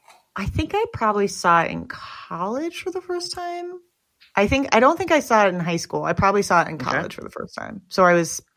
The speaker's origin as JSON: {"language": "English", "region": "New York", "country": "United States", "tie": "born or raised there", "said": "I grew up in New York"}